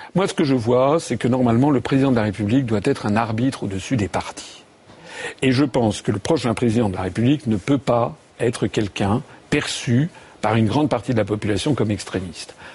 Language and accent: French; France; moi je suis français